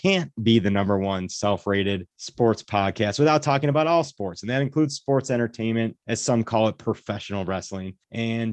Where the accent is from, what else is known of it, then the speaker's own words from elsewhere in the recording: Buffalo, New York, United States; we're from Buffalo.